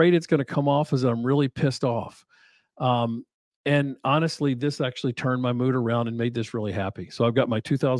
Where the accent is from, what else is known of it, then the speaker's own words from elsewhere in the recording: the Valley, Virginia, United States; when I was growing up in the Valley